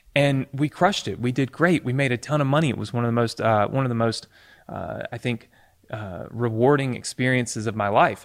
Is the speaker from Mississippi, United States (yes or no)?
yes; Mississippi, United States; I was growing up in Mississippi